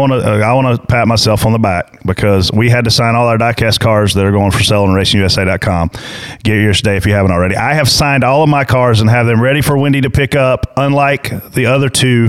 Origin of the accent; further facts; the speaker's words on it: South Carolina, United States; I'm from South Carolina.